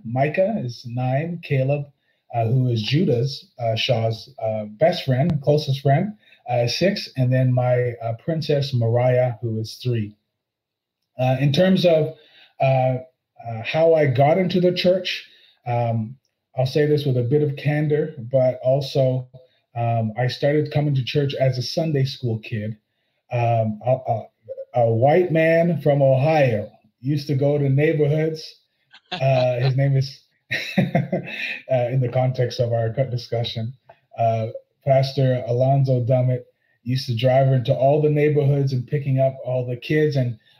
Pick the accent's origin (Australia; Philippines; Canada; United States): Canada; I am actually Canadian. I was born in Canada. My father is actually African from Malawi, and my mom is Jamaican, and they both migrated to Canada in their early